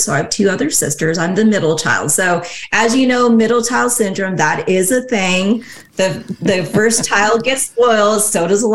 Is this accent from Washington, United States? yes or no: yes; Seattle, Washington, United States; I was born and raised in Seattle, Washington. So that's where I still live today.